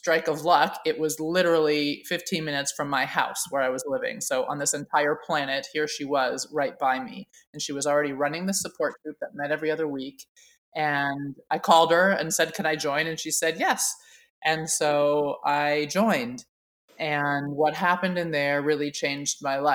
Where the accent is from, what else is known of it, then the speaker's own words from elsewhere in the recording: Oakland, California, United States; I was raised in Oakland, California in the 70s, and it was a really exciting time to be growing up there